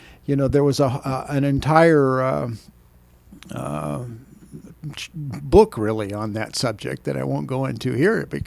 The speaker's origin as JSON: {"language": "English", "town": "Anaheim", "region": "California", "country": "United States", "tie": "born or raised there", "said": "I grew up in Anaheim"}